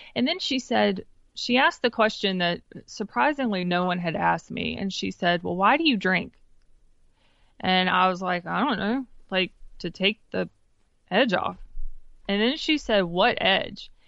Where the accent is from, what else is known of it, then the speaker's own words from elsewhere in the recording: Wendell, North Carolina, United States; I grew up in Wendell, which is about fifteen minutes east of Raleigh.